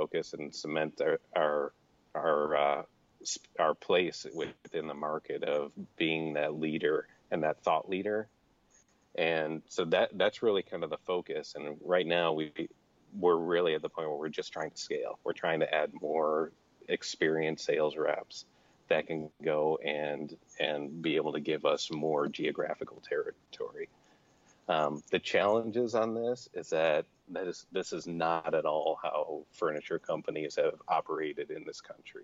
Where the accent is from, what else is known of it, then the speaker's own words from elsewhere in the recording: Chicago, Illinois, United States; also born or lived in Columbus, Ohio; now in Arizona, United States; growing up in Chicago and then moving to Columbus